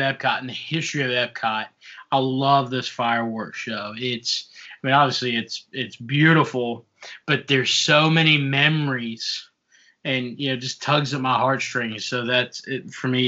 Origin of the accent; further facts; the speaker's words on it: South Africa; moved away; I'm originally from South Africa